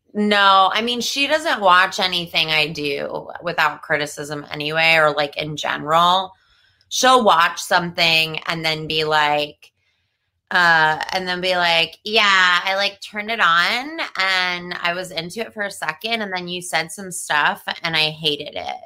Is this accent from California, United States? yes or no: no; New Jersey, United States; accent: New Jersey; I grew up in New Jersey